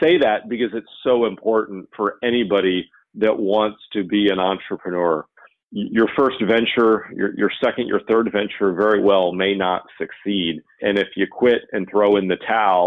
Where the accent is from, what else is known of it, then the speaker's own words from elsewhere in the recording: right outside of Orlando, Florida, United States; I grew up right outside of Orlando